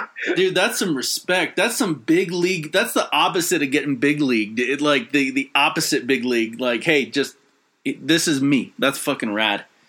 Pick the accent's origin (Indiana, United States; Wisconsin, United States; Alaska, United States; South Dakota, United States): Alaska, United States; Fairbanks; now in Colorado, United States; I grew up in Fairbanks, Alaska